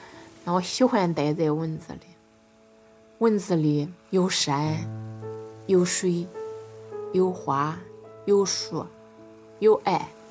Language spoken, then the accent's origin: Chinese; Hubei, China; 没出过远门，比如说去过俺们老家湖北，就是十八岁去了